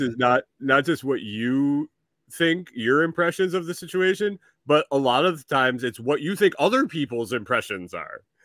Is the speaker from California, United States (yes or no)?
no; near Palmyra, New York, United States; I grew up near Palmyra, New York